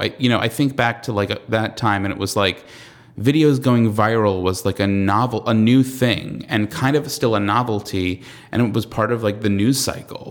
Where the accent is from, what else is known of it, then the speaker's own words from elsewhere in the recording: Long Island, New York, United States; I'm from, I'm from Long Island, so I'm peripherally from New York